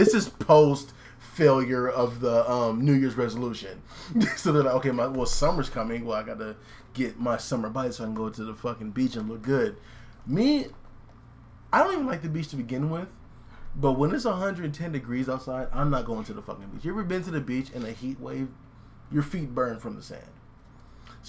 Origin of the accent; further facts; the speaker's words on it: Riverside, California, United States; I'm from Riverside. I'm born and raised, so I've never been in snow